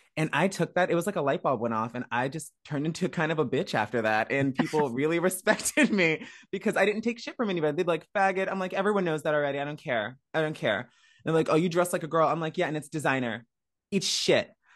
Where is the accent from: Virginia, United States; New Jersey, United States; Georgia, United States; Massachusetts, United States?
Virginia, United States; Woodbridge; moved away as an adult; also born or lived in Miami; now in Los Angeles, United States; I am from Woodbridge, Virginia